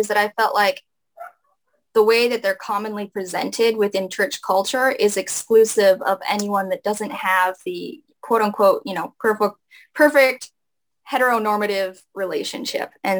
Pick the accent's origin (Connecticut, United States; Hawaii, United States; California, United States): Hawaii, United States; growing up in Hawaii and the Polynesian culture